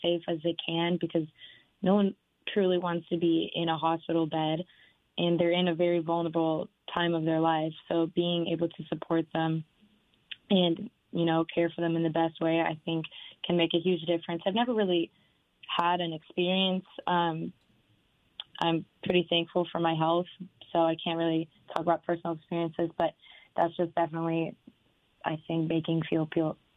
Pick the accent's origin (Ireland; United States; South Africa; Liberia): United States; Renton, Washington; moved away as an adult; also born or lived in Pullman, Washington; now in Tri-Cities, United States; I'm originally from Renton and then did my undergraduate courses in Pullman and then came to the Tri-Cities.